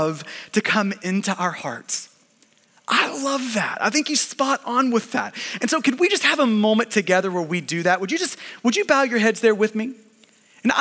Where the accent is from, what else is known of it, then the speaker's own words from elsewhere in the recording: United States; we're American and because we are Westerners